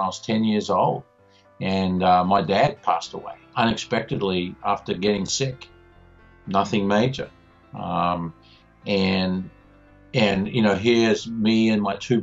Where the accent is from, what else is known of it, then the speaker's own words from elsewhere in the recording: Australia; now in Indianapolis, United States; I am actually more American than I am Australian now, because I've been in this country longer than I was in my own growing up.